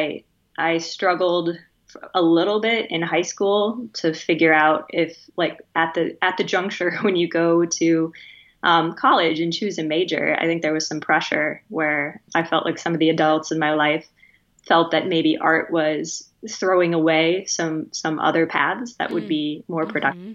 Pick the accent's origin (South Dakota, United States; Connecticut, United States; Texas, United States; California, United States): South Dakota, United States; Spearfish; now in Illinois, United States; I grew up in Western South Dakota in a town called Spearfish